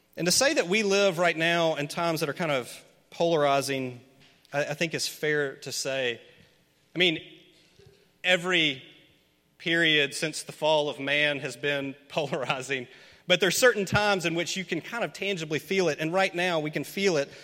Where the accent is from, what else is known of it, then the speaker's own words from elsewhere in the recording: Memphis, Tennessee, United States; Memphis, my hometown